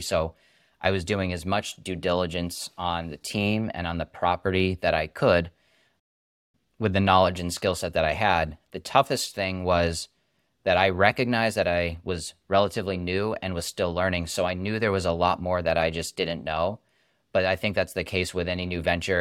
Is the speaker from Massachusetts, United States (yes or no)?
yes; Massachusetts, United States; I'm from Massachusetts, went to engineering school, UMass Amherst, about forty, forty minutes up the road